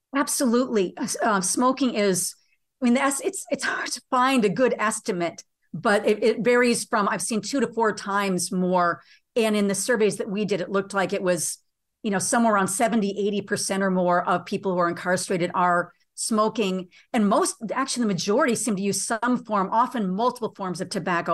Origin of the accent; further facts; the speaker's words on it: United States; being an American